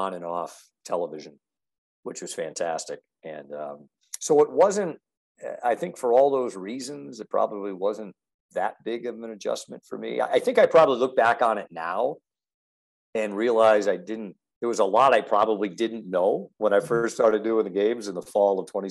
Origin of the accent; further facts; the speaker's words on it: Pawtucket, Rhode Island, United States; moved away as an adult; also born or lived in Wheeling, West Virginia; I grew up in Pawtucket, just north of Providence